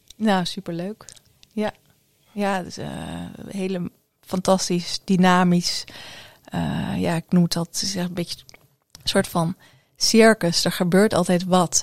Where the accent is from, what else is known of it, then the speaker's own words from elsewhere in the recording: Ede, Gelderland, Netherlands; moved away as an adult; also born or lived in Curaçao / Amersfoort / Glasgow / Stirling; heb ik mijn ehm, lagere school en middelbare schooltijd in Ede doorgebracht.